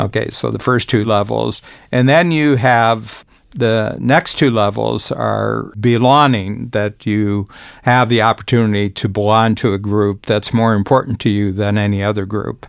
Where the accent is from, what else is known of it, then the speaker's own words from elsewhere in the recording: United States; moved away; being an American, born American, but having spent roughly about two-thirds of my life outside the United States.